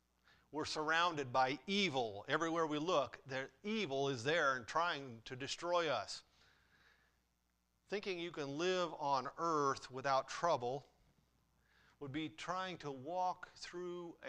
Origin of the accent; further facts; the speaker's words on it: Runnels, United States; I grew up in Runnels